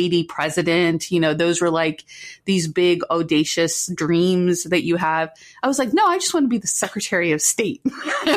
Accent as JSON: {"language": "English", "area": "Washington, D.C. area, Loudoun County", "region": "Virginia", "country": "United States", "tie": "born or raised there", "also_born_or_lived": "McLean, Virginia", "said": "I grew up in Washington, D.C. area. I was born in Holy Cross Hospital, lived in Virginia the most of my life"}